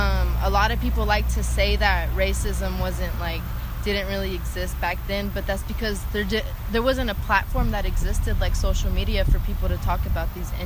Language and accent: English; Meridian, Texas, United States; I'm from Meridian, Texas. I've lived here my whole life, literally my whole life.